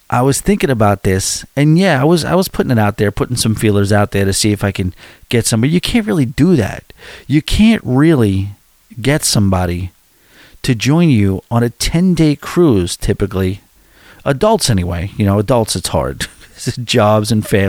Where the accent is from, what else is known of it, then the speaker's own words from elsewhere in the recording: Long Island, New York, United States; accent: New York; You hear some, you know, some real serious Long Island accents where I'm from.